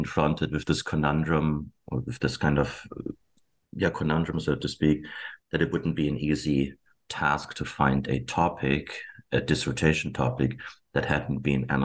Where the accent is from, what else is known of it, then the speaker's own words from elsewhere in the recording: Germany; moved away as an adult; now in Abbotsford, Canada; I was born and raised in Germany.